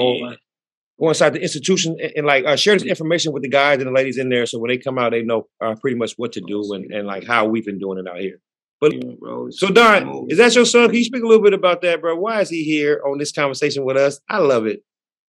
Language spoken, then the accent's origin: English; California, United States; I'm from the Bay, and he's from L.A.